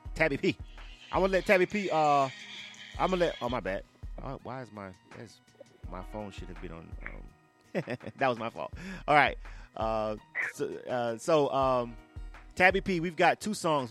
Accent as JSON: {"language": "English", "town": "Panama City", "region": "Florida", "country": "United States", "tie": "born or raised there", "said": "I'm born and raised in Florida. Uh, I'm from mm. Panama City. I'm from the Panhandle"}